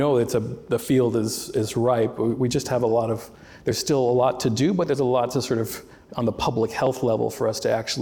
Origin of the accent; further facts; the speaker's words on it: the Bible Belt, United States; also born or lived in Berkeley, California; growing up in America as a minority in the buckle of the Bible Belt